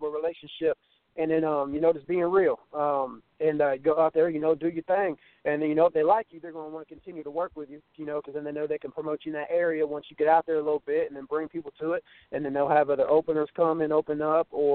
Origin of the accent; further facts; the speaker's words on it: Ohio, United States; I'm from Ohio, man, in a small town called Pickwell.